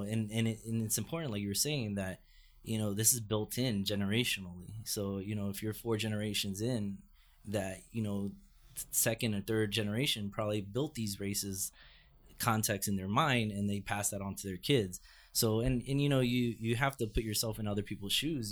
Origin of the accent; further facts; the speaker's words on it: Fort Lauderdale, Florida, United States; now in New York, United States; I grew up in Fort Lauderdale, which is just a half hour north of Miami